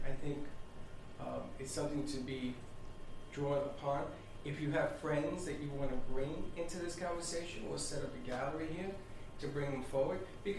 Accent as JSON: {"language": "English", "country": "Puerto Rico", "moved": "as an adult", "said": "Because I came from Puerto Rico."}